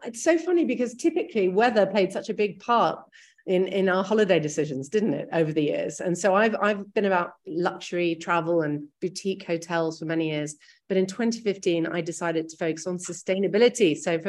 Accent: New York, United States; And I grew up actually in New York and my whole childhood was moving around.

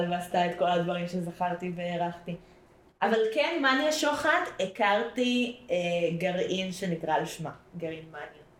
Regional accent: Central District, Israel; אני אה, גדלתי תקופה בעמק חפר, אז יש את גבעת חיים איחוד ומאוחד.

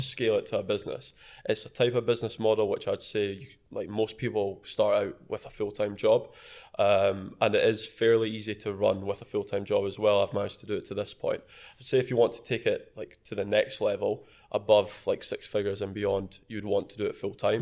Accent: Edinburgh, Scotland, United Kingdom; I'm 22 from Edinburgh.

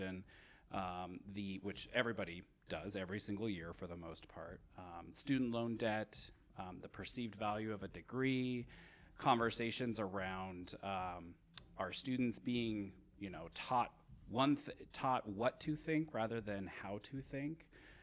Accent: Odessa, Washington, United States; also born or lived in Portland, Oregon / Spokane, Washington; I did grow up in the area, so I grew up in a small rural farm town. You may have seen an exit sign for it on the freeway on I-90. It's called Odessa.

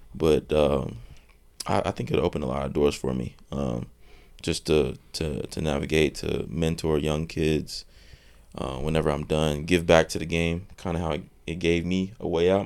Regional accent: North Carolina, United States; I'm from North Carolina

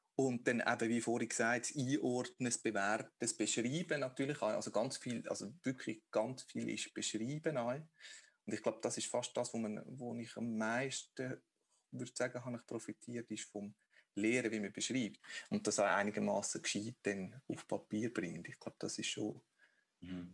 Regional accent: Obwalden, Switzerland; bei der lokalen Denkmalpflege, wo ich aufgewachsen bin, in Obwalden

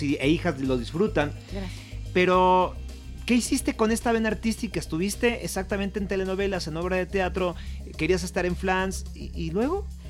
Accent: Mexico; orgullo como mexicano

